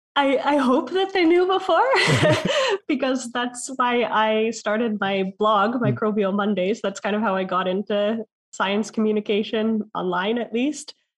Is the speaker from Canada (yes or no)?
yes; Canada; moved away; as a Canadian.